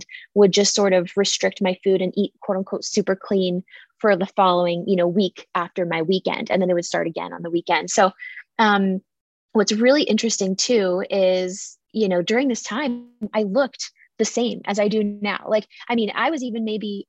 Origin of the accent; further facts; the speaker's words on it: San Diego, California, United States; I grew up in San Diego